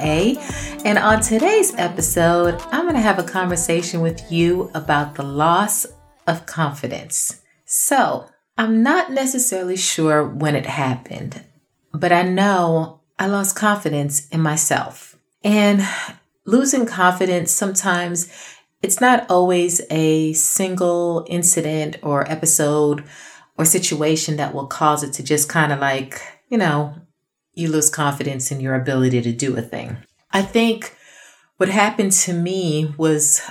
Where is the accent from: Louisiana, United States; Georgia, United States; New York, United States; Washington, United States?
New York, United States; New York City; I grew up in Brooklyn